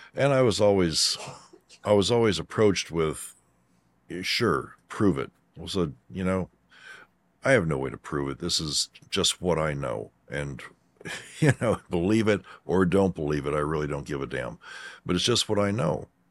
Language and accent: English; Kentucky, United States; also born or lived in Aurora, Colorado; we moved Kentucky from Aurora, Colorado